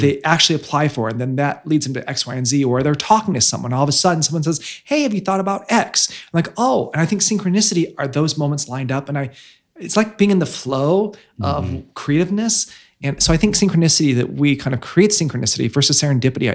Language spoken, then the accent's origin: English; Bloomington, Illinois, United States; moved away as an adult; also born or lived in Pekin, Illinois / London; now in Chicago, United States; i was born pekin and then i grew up in bloomington Bloomington, Bloomington Normal, Illinois